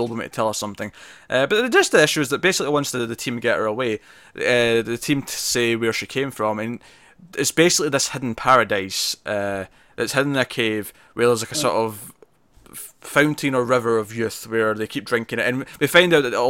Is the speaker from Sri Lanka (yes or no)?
no; Scotland, United Kingdom; I'm Scottish